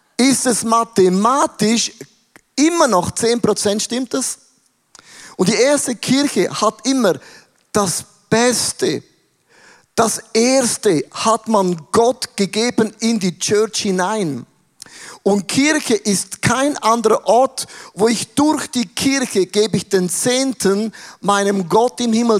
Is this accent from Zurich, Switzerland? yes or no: no; Werdenberg, St. Gallen, Switzerland; In Werdenberger, wo ich aufgewachsen bin